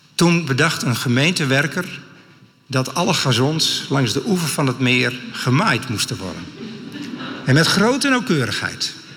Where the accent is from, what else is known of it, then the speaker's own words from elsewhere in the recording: Friesland, Netherlands; Ik kom uit Friesland